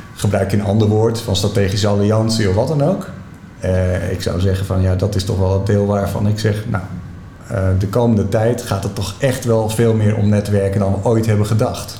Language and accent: Dutch; Netherlands; wat wij ervaren als Nederlanders